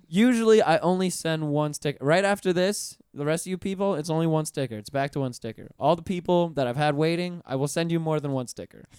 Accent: Pensacola, Florida, United States; I'm from Pensacola originally.

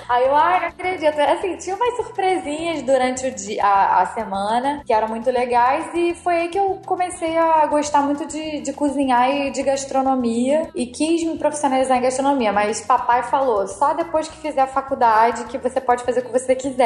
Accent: Rio de Janeiro, Brazil; sou carioca, mesmo, da Gema

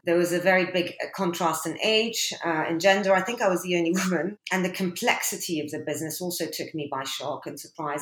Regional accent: London, United Kingdom; also born or lived in Abu Dhabi, United Arab Emirates / Algeria; I'm originally Algerian. Both my parents are from a small village called Mdawrouche. They moved to the UAE and I was born in Abu Dhabi. And then they migrated to the UK here in London and put me in a French school

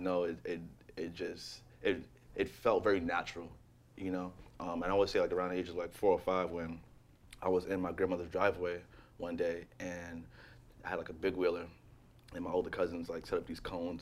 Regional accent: New York City, New York, United States; growing up in Jamaica, Queens, and, and Laurelton, predominantly black neighborhood

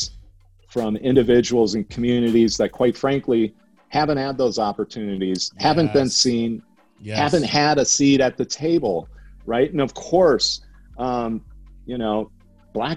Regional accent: Minnesota, United States; growing up in Minnesota and in the middle of America in the 70s and 80s

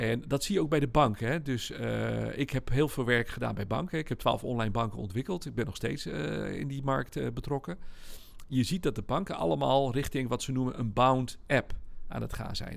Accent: Netherlands; we zijn wel Nederlanders

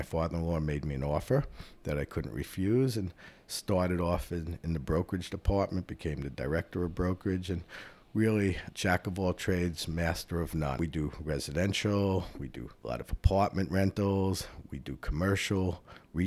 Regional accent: New York City, New York, United States; also born or lived in Boston; I was born and raised in the Bronx, in case you couldn't tell by the accent

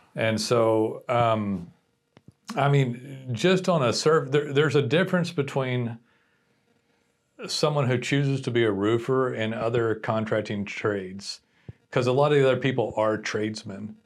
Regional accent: Texas, United States; I'm Texan and I'm a business person

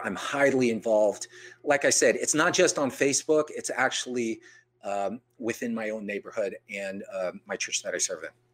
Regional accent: San Jose, California, United States; I was born and raised in San Jose

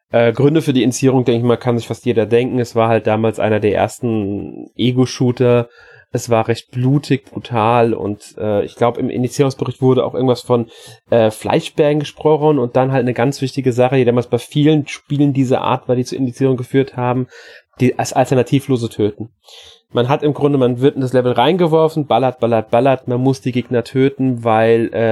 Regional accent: Austria; Für, auch wieder, für mich als Österreicher

